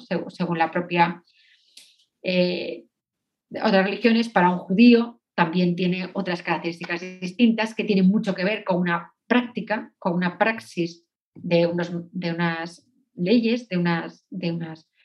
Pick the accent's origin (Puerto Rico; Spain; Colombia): Spain; soy española